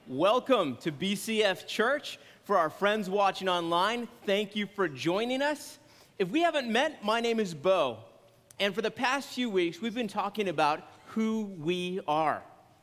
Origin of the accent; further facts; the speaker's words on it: San Antonio, Texas, United States; born there; also born or lived in Maryland / Illinois; I am not from Brownsville originally. I was born in San Antonio, Texas, on an Air Force base. Yes, I am a military brat.